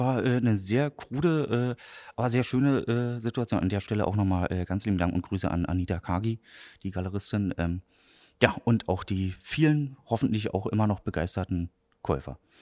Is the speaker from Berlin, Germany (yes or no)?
yes; Berlin, Germany; accent: Berlin; moved away as an adult; now in Greifswald, Germany; geboren in Berlin, 2007 zum Studium nach Greifswald gekommen